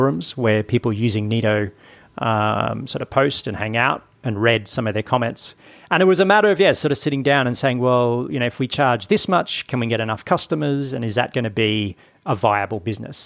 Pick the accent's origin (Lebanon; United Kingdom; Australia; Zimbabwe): Australia; Brisbane, Queensland; Brisbane, my hometown.